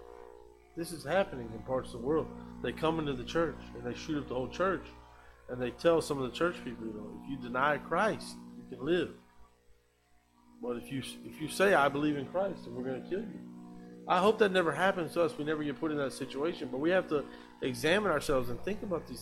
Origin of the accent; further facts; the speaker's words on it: United States; moved away as an adult; I grew up in America